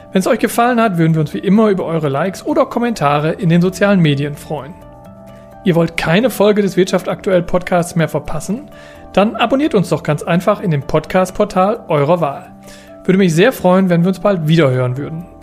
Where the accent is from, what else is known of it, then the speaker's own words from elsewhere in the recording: Coesfeld, North Rhine-Westphalia, Germany; habe ich mich dazu entschieden, wieder in meiner Heimatstadt Coesfeld sesshaft zu werden, weil...